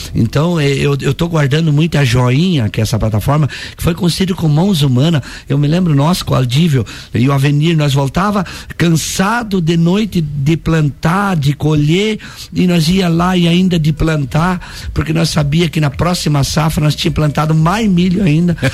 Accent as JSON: {"language": "Portuguese", "region": "Santa Catarina", "country": "Brazil", "said": "somos nós brasileiros e nós catarinenses, que somos um estado fantástico"}